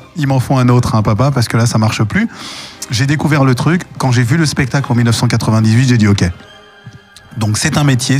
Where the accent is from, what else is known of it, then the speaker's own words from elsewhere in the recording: Paris, Île-de-France, France; mon enfance, euh, j'ai grandi à Paris, dans le 11e arrondissement